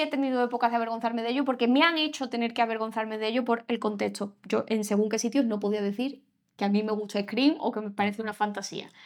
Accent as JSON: {"language": "Spanish", "town": "Seville", "region": "Andalusia", "country": "Spain", "said": "somos los dos de Sevilla"}